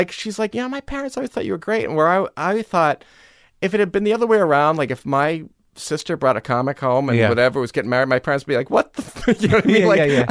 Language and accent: English; Newton, Massachusetts, United States; you know, I grew up in Newton and I went to this Sunday school that was at this convent in Brookline.